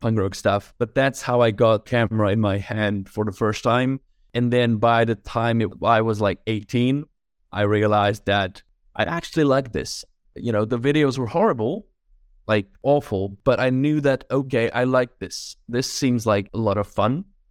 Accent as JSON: {"language": "English", "country": "Czechia", "also_born_or_lived": "London", "moved": "as an adult", "lives_now": "Prague, Czechia", "said": "Originally, I'm from the Czech Republic"}